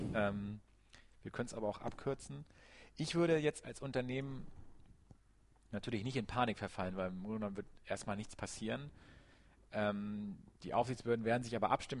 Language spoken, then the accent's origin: German; Germany; wir als Deutsche oder auch als Europäer